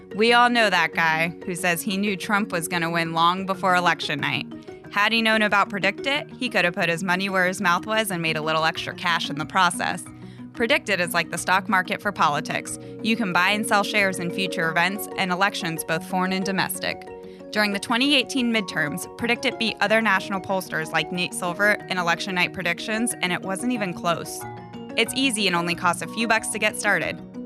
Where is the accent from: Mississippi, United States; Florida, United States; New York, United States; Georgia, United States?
Mississippi, United States; now in Tallahassee, United States; I had a great local bookstore growing up in Mississippi